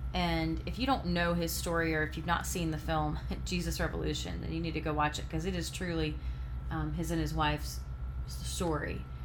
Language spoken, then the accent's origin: English; the South, United States; I'm from the South. I grew up where people said yes sir, yes ma'am